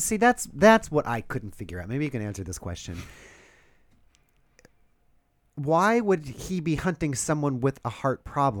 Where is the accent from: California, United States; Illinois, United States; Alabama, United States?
California, United States; Southern; I grew up in Southern California